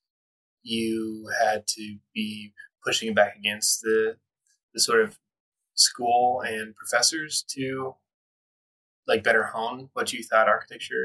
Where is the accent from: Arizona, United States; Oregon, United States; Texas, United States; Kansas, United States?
Kansas, United States; moved away; I came from Kansas